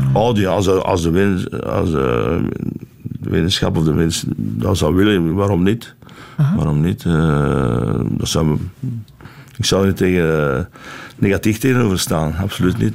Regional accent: Flanders, Belgium; ik ben Vlaming van, van oorsprong, maar ik ben uh, echt een, een echte Belg

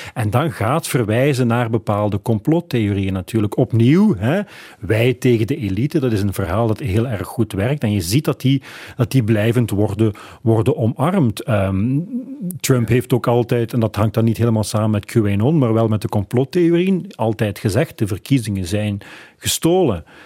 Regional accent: Flanders, Belgium; bij ons in Vlaanderen

